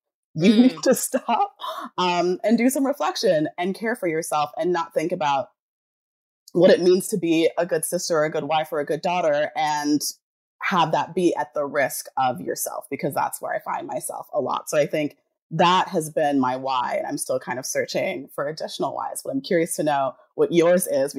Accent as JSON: {"language": "English", "country": "Jamaica", "said": "I'm Pisces, I'm Jamaican, so I'm like very passive aggressive."}